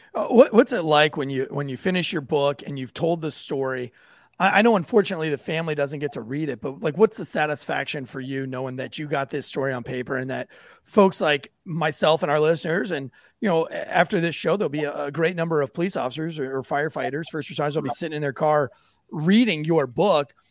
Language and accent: English; St. Augustine, Florida, United States; now in North Carolina, United States; I've been born and raised in the South. I, am from St. Augustine, Florida, originally